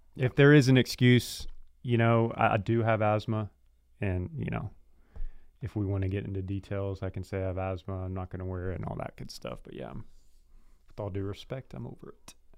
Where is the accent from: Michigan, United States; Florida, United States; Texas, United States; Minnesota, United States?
Texas, United States; we're from Texas